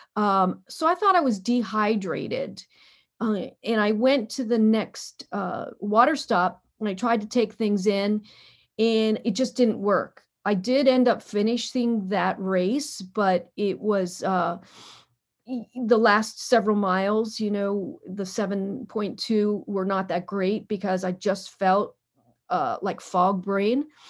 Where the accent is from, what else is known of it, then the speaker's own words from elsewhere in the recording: Harrisburg, Pennsylvania, United States; now in Washington, D.C., United States; I'm from Pennsylvania, Harrisburg